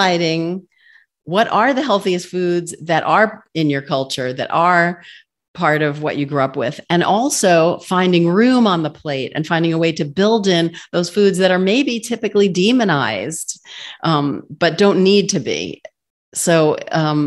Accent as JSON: {"language": "English", "region": "New York", "country": "United States", "tie": "born or raised there", "said": "I'm a New Yorker. I grew up in a Jewish family eating bagels"}